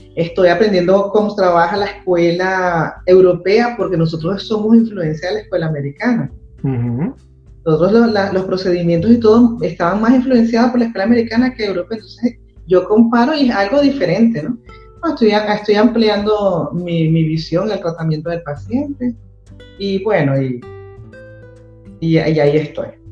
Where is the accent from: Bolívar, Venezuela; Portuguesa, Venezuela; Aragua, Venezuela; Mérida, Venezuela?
Bolívar, Venezuela; Ciudad Bolívar; moved away; yo soy de Ciudad Bolívar